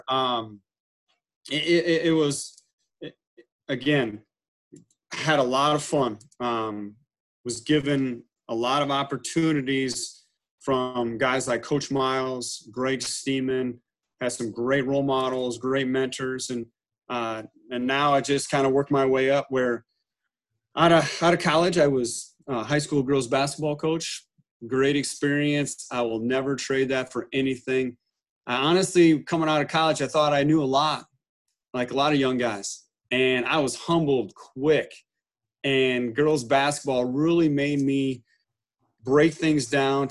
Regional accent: Iowa, United States; also born or lived in Fort Madison, Iowa; I grew up in Iowa in a small town, ended up moving to Fort Madison, Iowa

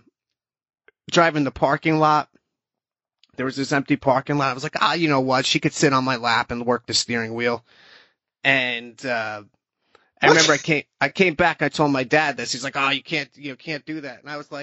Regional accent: Northeast, United States; I grew up in the Northeast.

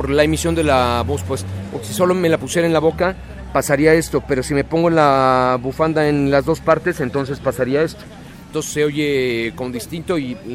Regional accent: Mexico City, Mexico; Soy del Distrito Federal. Chilango. Chilanguisimísimo.

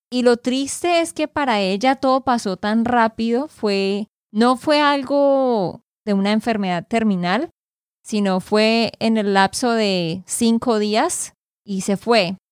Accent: Santander, Colombia; de Santander, Colombia

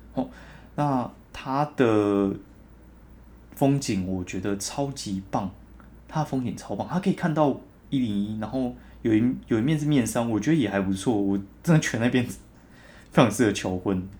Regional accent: southern Taiwan, Taiwan; 我南部人爆喜欢甜的

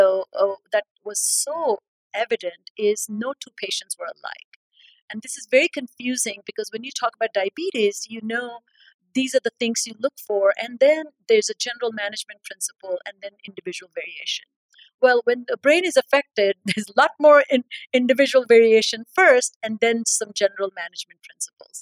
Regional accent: India; moved away as an adult; I'm born and raised in India. I had my training in India

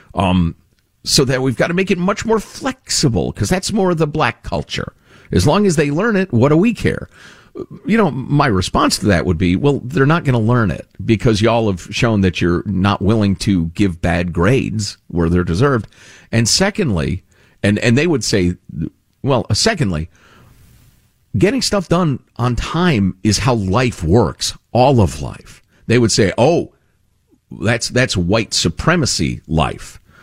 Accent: two towns outside of Cook County, Illinois, United States; I grew up two towns outside of Cook County. So it's where we grew up.

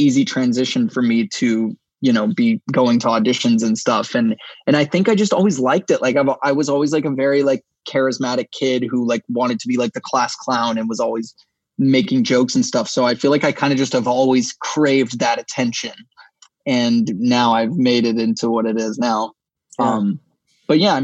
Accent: Los Angeles, California, United States; I grew up here in LA. Obviously, I'm from the Valley.

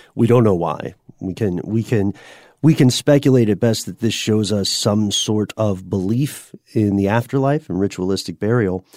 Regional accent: Tennessee, United States; accent: Tennessee; my Tennessee accent

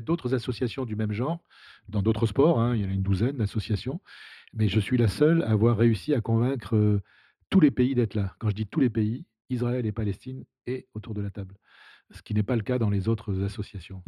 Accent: Saïda, Saïda Province, Algeria; moved away; also born or lived in Rouen, France; quand j'étais gamin, quand j'habitais en Algérie

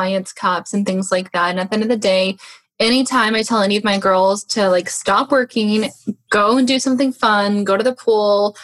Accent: Portland, Oregon, United States; moved away as an adult; now in Seattle, United States; I was born and raised in Portland, Oregon, which is pretty close

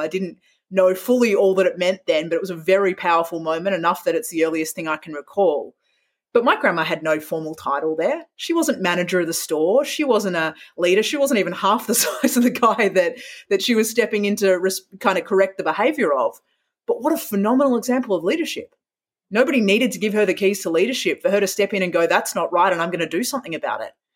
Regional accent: Perth, Western Australia, Australia; moved away as an adult; growing up in Perth

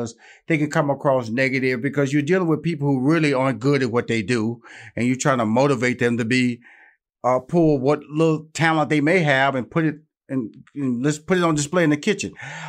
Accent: Houston, Texas, United States; I'm from Houston, Texas, and I know a Southern drawl when I hear

